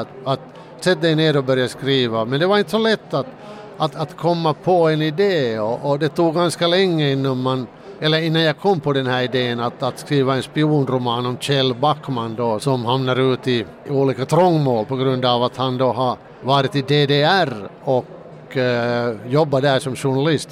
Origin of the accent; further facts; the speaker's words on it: Finland; den där bilden av svensk Finland är ju den att, att vi alla är rika